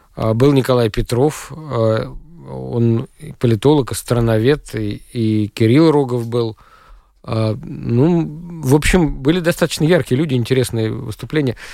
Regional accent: Russia; moved away; у меня на родине

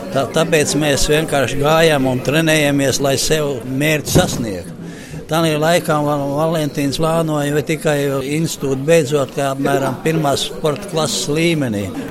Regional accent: Latvia; es esmu no Latvijas

